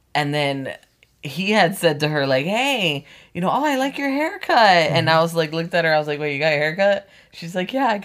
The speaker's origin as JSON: {"language": "English", "region": "South Florida", "country": "United States", "tie": "born or raised there", "also_born_or_lived": "Connecticut"}